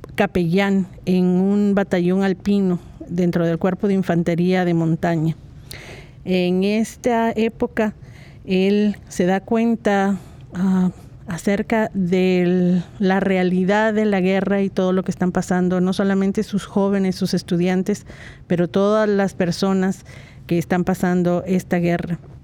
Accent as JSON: {"language": "Spanish", "country": "Guatemala", "said": "Guatemala, de donde soy yo"}